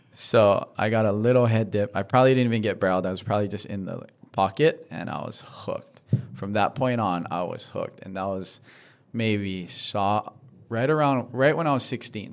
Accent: Honolulu, Hawaii, United States; I'm from Diamond Head. Oh, I grew up surfing Diamond Head.

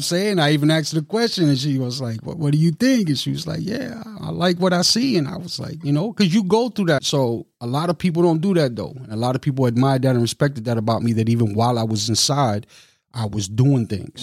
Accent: New York City, New York, United States; moved away as an adult; also born or lived in Long Island, New York / Long Beach, New York / Milwaukee, Wisconsin; now in Madison, Wisconsin, United States; I'm from Brooklyn, New York. Lived out in Long Island, New York for a little while

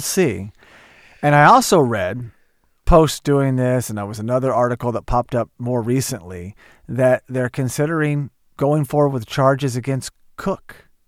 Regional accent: Oklahoma, United States; growing up in Oklahoma

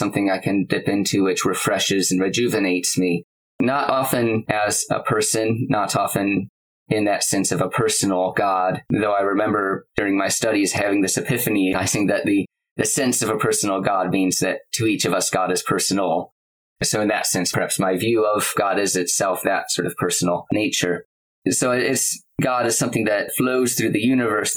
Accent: United States; moved away as an adult; now in Manchester, United Kingdom; I'm from the States. I was raised as a Unitarian in the US

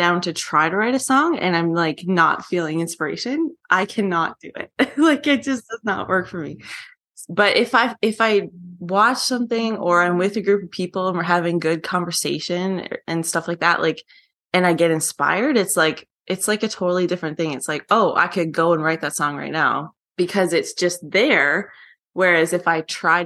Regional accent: Newfoundland and Labrador, Canada; now in Calgary, Canada; my parents are officers, and I grew up in Newfoundland

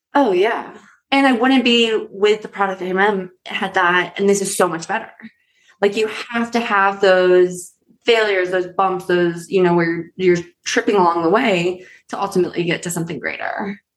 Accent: East Coast, United States; now in Colorado, United States; I'm from the East Coast originally

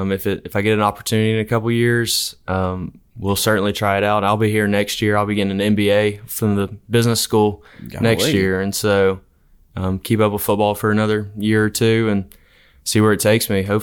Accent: Enterprise, Alabama, United States; I'm from Enterprise, Alabama.

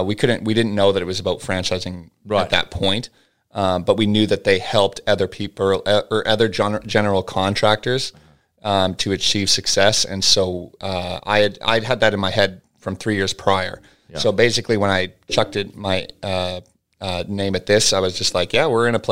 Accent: Dawson Creek, British Columbia, Canada; Yeah, well, I'm from Dawson Creek, BC.

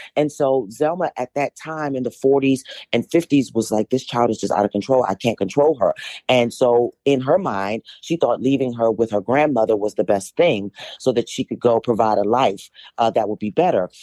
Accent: Washington, District of Columbia, United States; I was born and raised in Washington, D C.

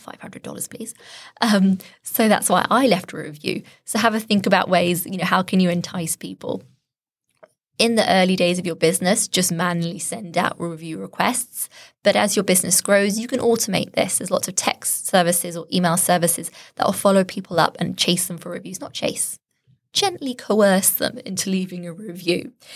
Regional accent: Shropshire, West Midlands, United Kingdom; I'm from Shropshire

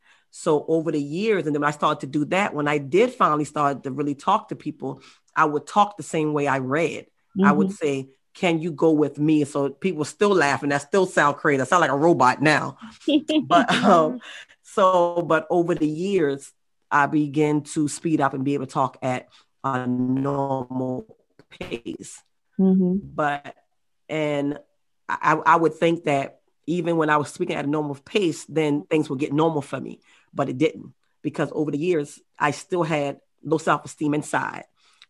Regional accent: Baltimore, Maryland, United States; moved away; also born or lived in Charleston, South Carolina; I'm the youngest of 5 kids, and I was raised up in a single family household. I moved from Baltimore, Maryland to Charleston, South Carolina.

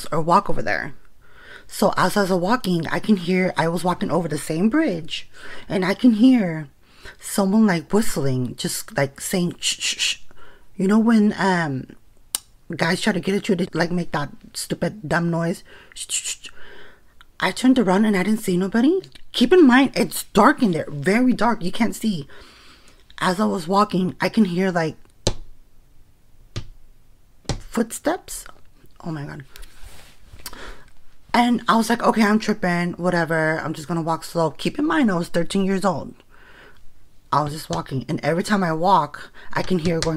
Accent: Stockton, California, United States; I'm originally from Stockton

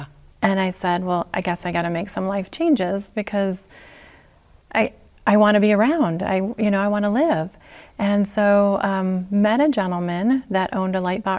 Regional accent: Detroit, Michigan, United States; moved away as an adult; also born or lived in Texas; So I'm an engineer from Detroit. And so I grew up in the automotive industry, blue-collar family, kind of the good old boys network.

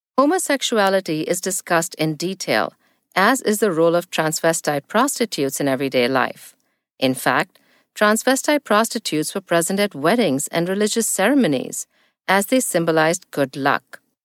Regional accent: New Delhi, Delhi, India; now in United States; I live in the U S, but was born and raised in New Delhi, India

